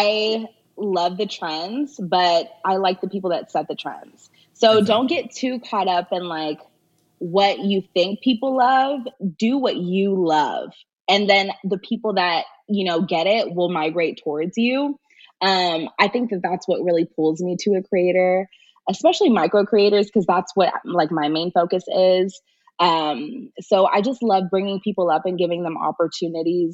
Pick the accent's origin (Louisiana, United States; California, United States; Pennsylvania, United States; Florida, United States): California, United States; Sacramento; now in Los Angeles, United States; I'm from Sacramento, California, and I ended up moving to Los Angeles to chase my dreams